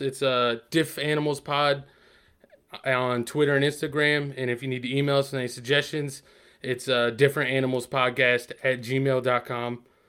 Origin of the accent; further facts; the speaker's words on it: Asheboro, North Carolina, United States; we're both from Asheville, North Carolina